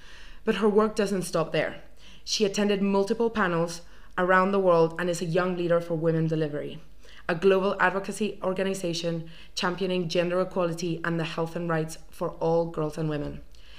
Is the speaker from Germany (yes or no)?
no; Spain; now in Edinburgh, United Kingdom; your podcast host, and I'm from Spain.